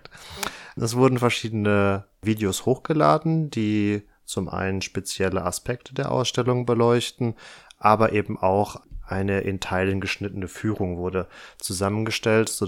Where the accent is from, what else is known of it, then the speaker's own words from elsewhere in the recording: North Rhine-Westphalia, Germany; das genau. ist der Landesverband Westfalen-Lippe, wie ich aus meiner Heimat ganz gut weiß.